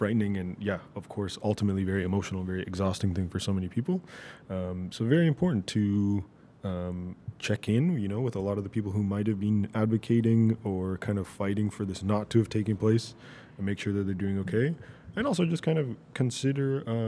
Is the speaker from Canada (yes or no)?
yes; Toronto, Ontario, Canada; now in Virginia Beach, United States; I'm officially not from the GTA anymore. I'm from Virginia Beach.